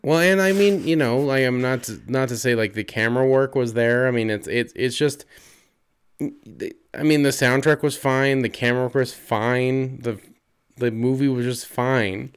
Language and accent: English; Utah, United States; we're from Utah